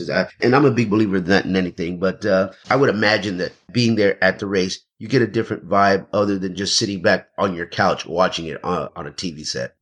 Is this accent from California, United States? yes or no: no; Houston, Texas, United States; also born or lived in San Antonio, Texas; I'm originally from San Antonio, born and raised the early part of my life there. But, you know, my mother moved us to Houston when I was still very young